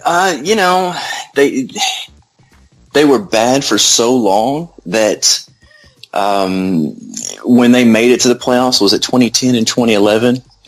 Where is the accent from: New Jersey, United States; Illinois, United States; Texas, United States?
Texas, United States; You can't grow up in Texas without being a football fan first, really.